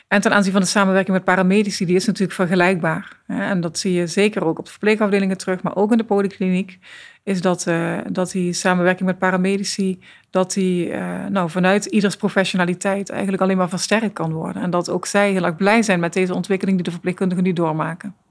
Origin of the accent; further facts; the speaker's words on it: Netherlands; we zijn als Nederlanders